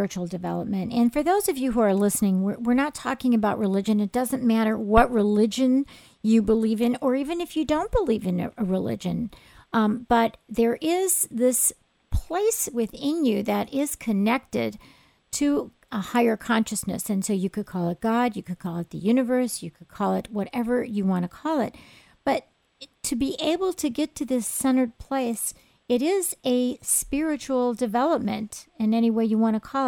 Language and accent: English; Oak Park, Illinois, United States; I'm actually from Oak Park